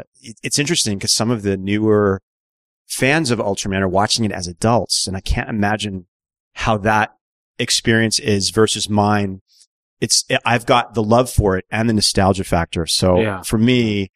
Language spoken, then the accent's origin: English; New Jersey, United States; moved away as an adult; also born or lived in New York City / San Francisco / Oakland; growing up in South Jersey, I had access to the Philadelphia channels